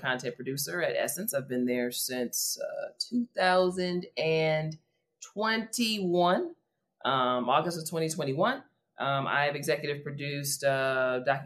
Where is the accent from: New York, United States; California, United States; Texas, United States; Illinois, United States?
Illinois, United States; Calumet City; I am from Calumet City, Illinois. It's about 15 minutes south of the south side of Chicago.